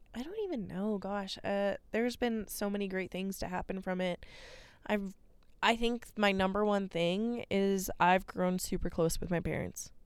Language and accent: English; Boise, Idaho, United States; also born or lived in Albuquerque, New Mexico / Kansas; at six years old, I moved to Boise, Idaho for my dad's job